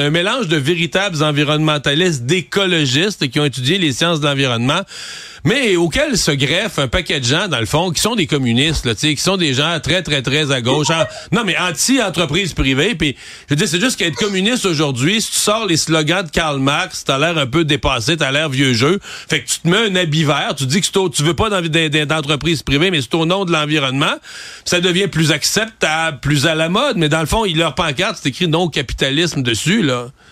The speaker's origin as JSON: {"language": "French", "region": "Quebec", "country": "Canada", "said": "nous, au Québec"}